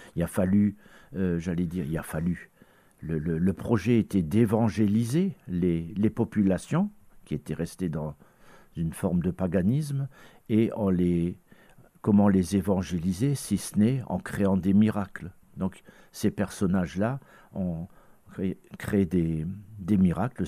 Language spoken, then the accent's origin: French; Lorraine, Grand Est, France; chez nous en Lorraine